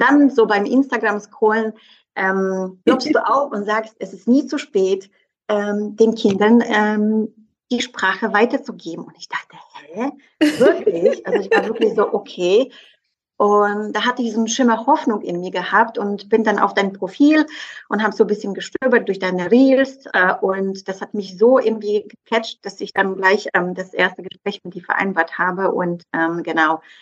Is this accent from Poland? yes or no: yes; southeastern Poland, Poland; first language Polish; German is a second language; moved away as an adult; now in Berlin, Germany; also ich bin im Südosten in Polen aufgewachsen